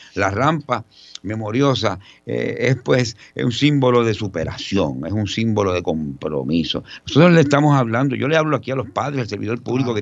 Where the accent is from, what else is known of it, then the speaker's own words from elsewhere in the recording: San Juan, Puerto Rico; Yo soy un puertorriqueño eh, criado entre Río Piedras y Santurce